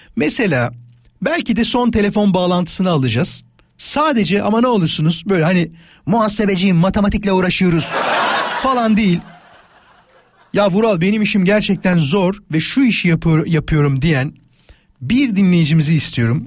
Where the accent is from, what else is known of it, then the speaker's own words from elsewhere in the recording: İzmit, Kocaeli, Turkey; hemşeriyiz İzmitliyim ben